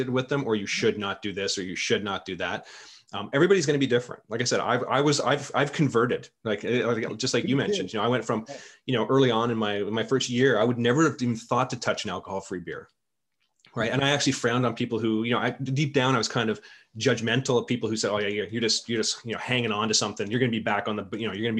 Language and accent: English; Canada; being a Canadian